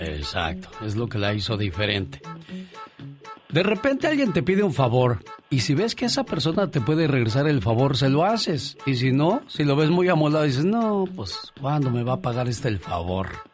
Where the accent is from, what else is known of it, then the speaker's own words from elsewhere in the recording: Mexico; nosotros los mexicanos, digo nosotros, pues porque somos mexicanos